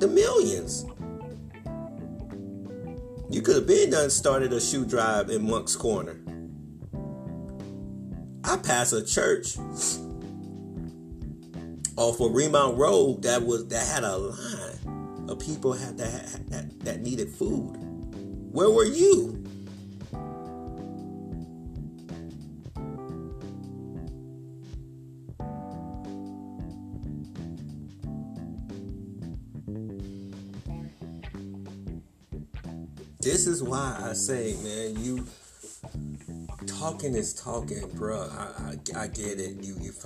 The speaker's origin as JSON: {"language": "English", "town": "Wilmington", "country": "United States", "tie": "born or raised there", "also_born_or_lived": "Aiken, South Carolina", "moved": "yes", "said": "In my hometown of Wilmington"}